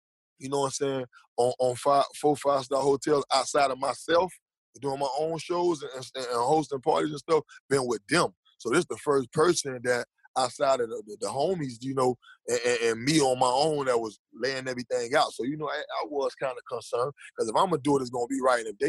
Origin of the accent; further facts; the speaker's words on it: Jamaica; also born or lived in Miami; I'm Jamaican